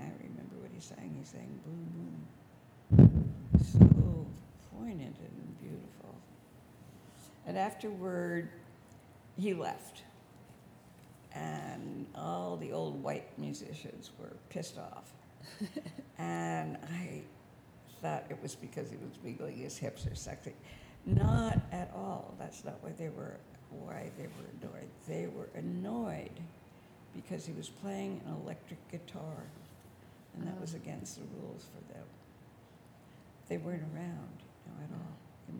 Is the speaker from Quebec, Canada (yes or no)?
yes; Quebec, Canada; moved away as an adult; also born or lived in Montreal / Black Mountain / New York City; I was young from French Canada, coming from a French background